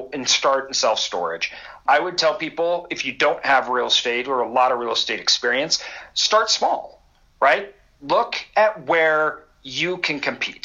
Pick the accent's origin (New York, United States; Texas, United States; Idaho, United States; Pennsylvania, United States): Idaho, United States; I'm from Idaho.